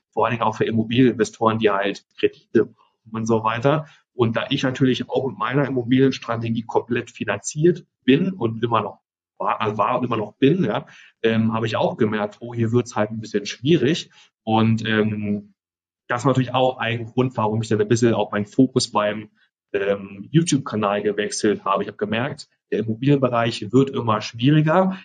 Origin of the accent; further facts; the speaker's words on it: Germany; moved away as an adult; now in Costa Rica; ich bin in Deutschland aufgewachsen, meine Familie ist noch